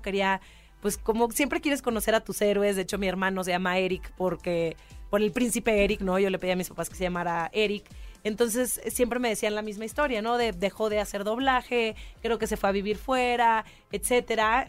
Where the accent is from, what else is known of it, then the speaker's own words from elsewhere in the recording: Monterrey, Nuevo León, Mexico; moved away; yo, yo nací en Monterrey